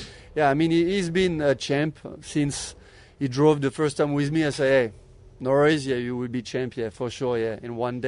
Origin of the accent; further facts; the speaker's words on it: France; English is a second language; moved away as an adult; also born or lived in Australia; now in Las Vegas, United States; I'm from France. So I've been born in France.